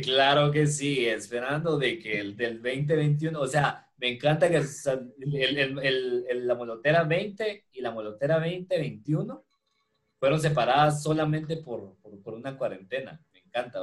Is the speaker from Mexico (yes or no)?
no; Guatemala